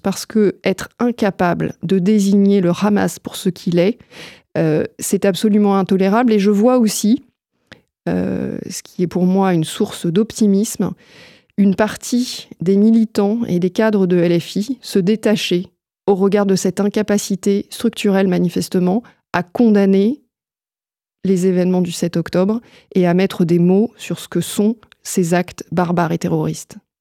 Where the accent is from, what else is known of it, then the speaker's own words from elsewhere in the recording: France; chez nous en France